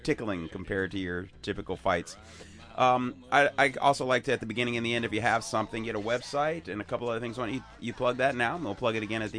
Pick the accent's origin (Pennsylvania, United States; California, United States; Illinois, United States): Illinois, United States; Chicago; moved away as an adult; now in San Diego, United States; I can still consider Chicago my hometown, I guess.